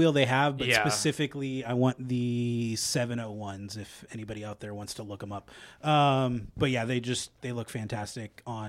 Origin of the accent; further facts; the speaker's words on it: West Coast, United States; Obviously, like I said, I grew up on the West Coast.